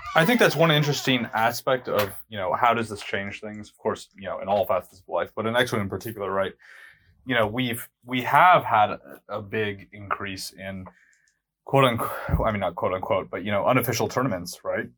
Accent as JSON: {"language": "English", "country": "United States", "said": "we're all American"}